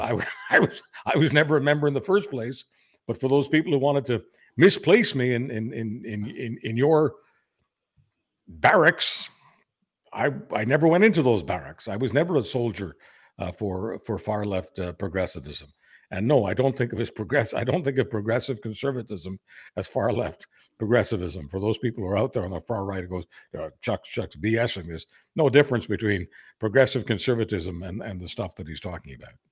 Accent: Canada; I'm embarrassed as a Canadian.

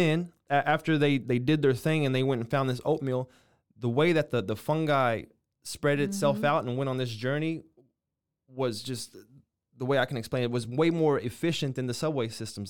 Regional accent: Waco, Texas, United States; born there; I was born in Waco, Texas. This is my family.

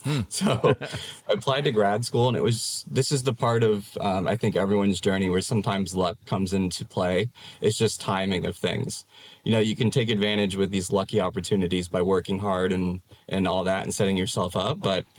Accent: Fort Myers, Florida, United States; I grew up in Fort Myers, Florida

